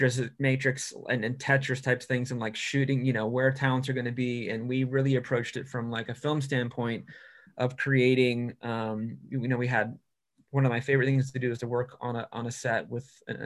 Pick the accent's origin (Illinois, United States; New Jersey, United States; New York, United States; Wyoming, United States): New York, United States; now in California, United States; So then you end up being that New Yorker that's in California going, well, in New York, we don't have to ask for any of this.